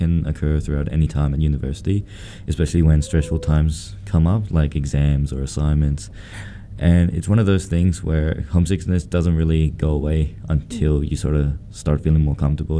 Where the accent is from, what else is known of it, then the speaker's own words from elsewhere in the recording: Sydney, New South Wales, Australia; moved away as an adult; now in Armidale, Australia; moving from my hometown of Sydney all the way to the country city of Armidale